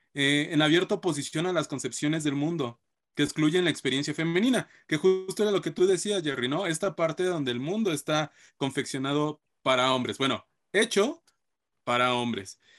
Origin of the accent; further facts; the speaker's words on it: Mexico; nos encontramos como sociedad mexicana